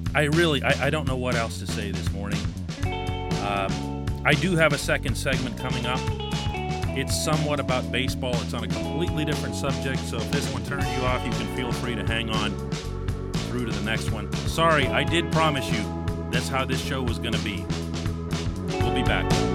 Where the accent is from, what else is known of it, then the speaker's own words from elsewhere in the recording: United States; now in Pittsburgh, United States; I'm American.